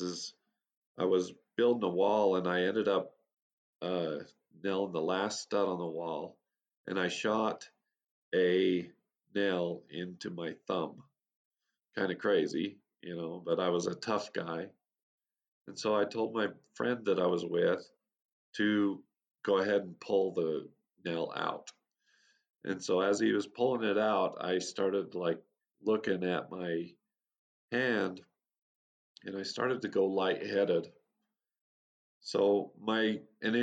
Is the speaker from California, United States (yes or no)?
no; Utah, United States; I was born and raised in Utah, USA, on a little farm community